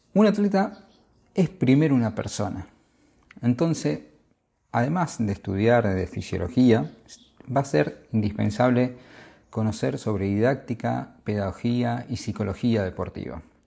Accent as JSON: {"language": "Spanish", "country": "Argentina", "said": "Soy argentino"}